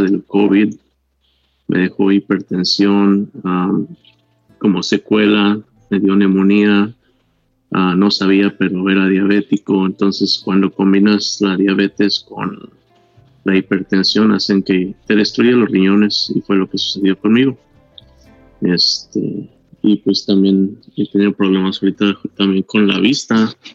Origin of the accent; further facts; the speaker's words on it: Mexico; now in Mesa, United States; yo soy de México y vivo en la ciudad de Mesa, Arizona.